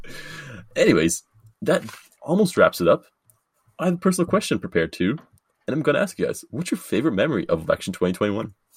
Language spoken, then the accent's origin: English; Canada